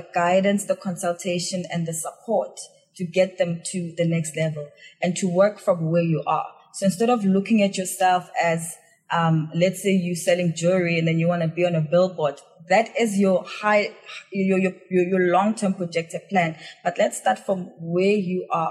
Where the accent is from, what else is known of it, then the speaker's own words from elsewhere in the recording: South Africa; moved away as an adult; now in Hong Kong; I'm from South Africa and I'm quite connected to the public relations industry and the marketing industry that side